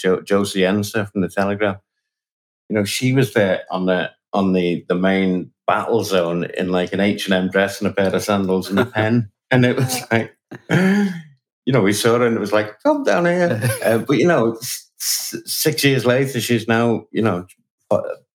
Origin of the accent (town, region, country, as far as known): Liverpool, North West England, United Kingdom